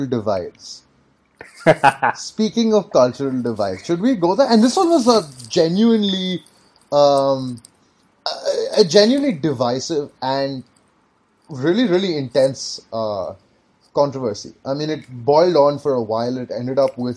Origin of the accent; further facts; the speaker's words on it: India; we're both Indian